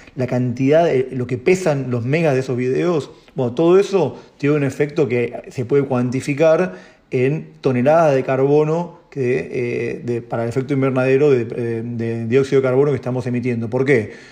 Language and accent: Spanish; Argentina; somos en Argentina, no sé, 40 millones de personas